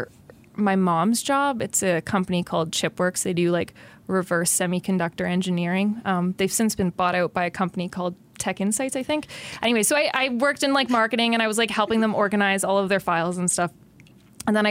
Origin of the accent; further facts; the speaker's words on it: Ottawa, Ontario, Canada; moved away as an adult; now in Quinte, Canada; I technically grew up in the suburbs in Kanata. I'm a Kanata girl